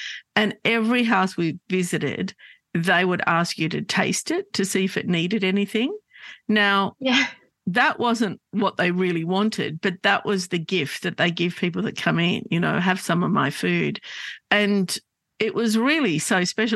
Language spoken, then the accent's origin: English; Sydney, New South Wales, Australia; I grew up in Glebe